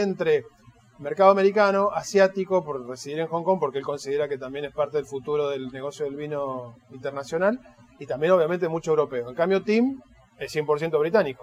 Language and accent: Spanish; Mendoza, Argentina; nosotros somos originarios todos de Mendoza.